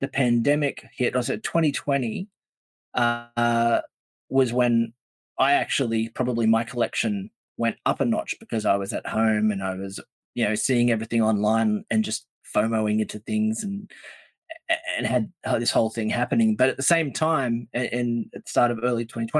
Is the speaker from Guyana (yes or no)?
no; Australia; we're sitting here as Australian collectors